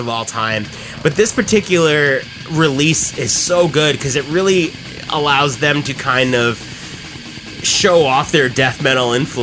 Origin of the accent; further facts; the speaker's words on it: New York City, New York, United States; now in Brooklyn, United States; Queens, born and bred forever